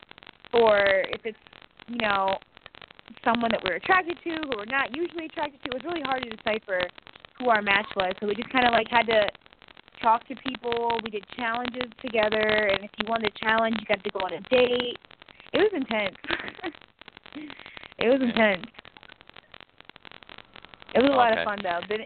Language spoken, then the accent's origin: English; Ohio, United States; I'm from Ohio